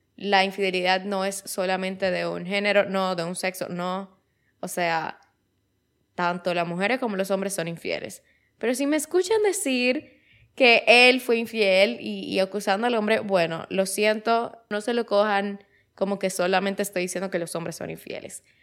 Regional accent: Dominican Republic; aquí en mi país, en República Dominicana

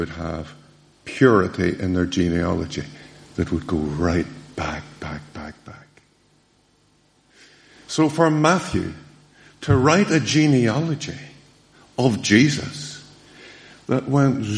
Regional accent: Downpatrick, Northern Ireland, United Kingdom; moved away; I went to school in Dunpatrick

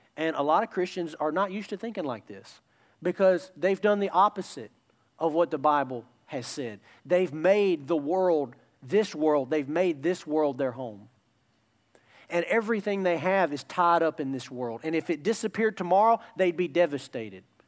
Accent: United States; love my country. Love my country. Proud to be an American

